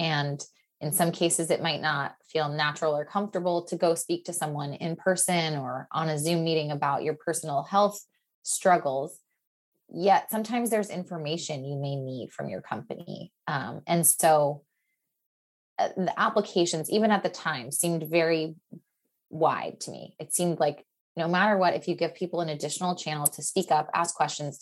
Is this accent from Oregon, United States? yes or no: yes; Portland, Oregon, United States; also born or lived in Stanford, California; now in Los Angeles, United States; I grew up in Portland, Oregon